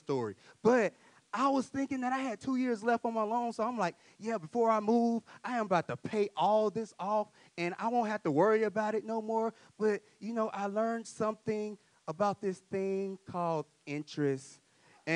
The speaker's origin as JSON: {"language": "English", "town": "Mansfield", "region": "Louisiana", "country": "United States", "tie": "born or raised there", "moved": "as an adult", "said": "I grew up in Mansfield, Louisiana, in the country. And I moved up here in 2018"}